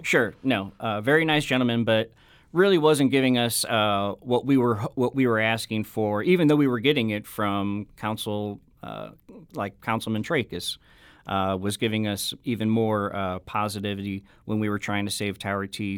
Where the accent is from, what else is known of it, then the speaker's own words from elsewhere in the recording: Affton, Missouri, United States; I was born and raised in Afton